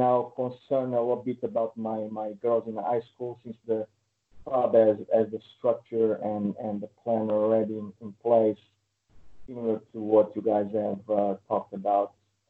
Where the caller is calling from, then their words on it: Connecticut, United States; I'm here from Connecticut.